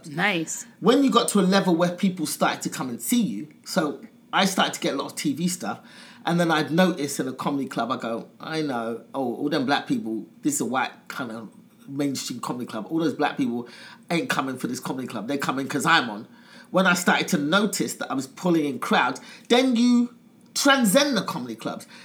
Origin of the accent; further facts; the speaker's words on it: England, United Kingdom; Yes, I'm coming from England as a pretty well known comic.